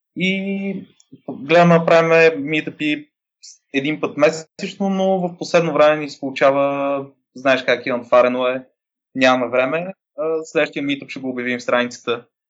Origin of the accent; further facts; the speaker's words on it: Varna, Varna Province, Bulgaria; moved away as an adult; now in Sofia, Bulgaria; На 27 години съм от Варна, но живея в София от 10 години